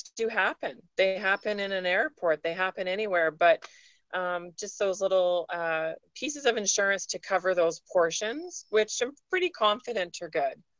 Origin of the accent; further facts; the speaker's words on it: Vancouver Island, British Columbia, Canada; moved away as an adult; now in Vancouver, Canada; I was born and raised on Vancouver Island, so I'm an island girl at heart.